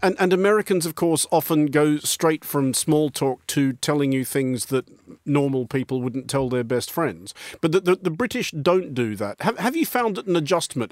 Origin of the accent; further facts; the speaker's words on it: Australia; I'm Australian